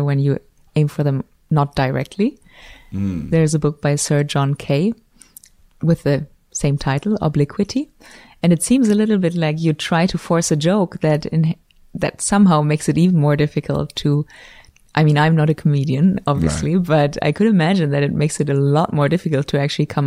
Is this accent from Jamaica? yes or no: no; Germany; moved away as an adult; also born or lived in Switzerland; now in Los Angeles, United States; I'm from Germany originally